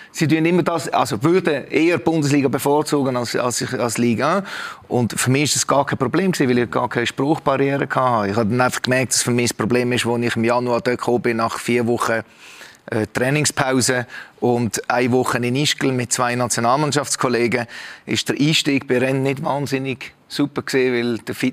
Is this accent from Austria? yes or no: no; Romandy, Switzerland; eigentlich bin ich ja aufgewachsen im Welschen, die ersten acht, neun Jahre.